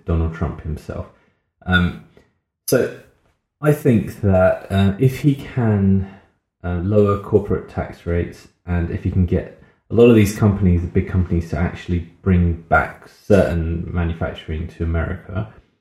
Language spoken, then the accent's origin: English; United Kingdom; we couldn't even say we're from the UK at that point